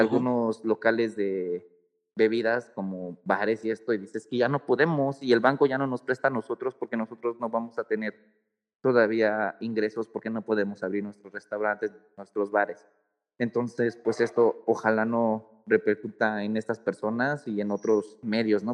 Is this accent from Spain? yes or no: no; Mexico; yo como mexicano